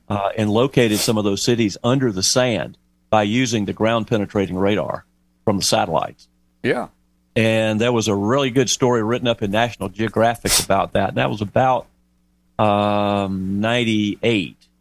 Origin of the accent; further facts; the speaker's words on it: Lake Murray, South Carolina, United States; I grew up on Lake Murray in South Carolina